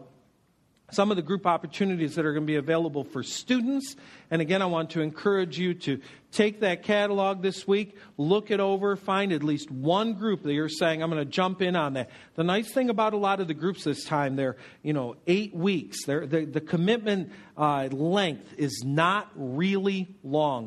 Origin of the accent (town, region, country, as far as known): United States